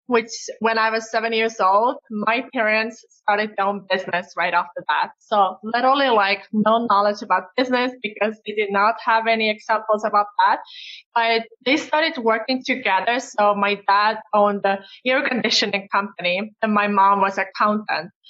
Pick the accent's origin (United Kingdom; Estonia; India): Estonia; English is a second language; Well, I was actually born in Soviet Union and we got the independence back in Estonia when I was seven years old.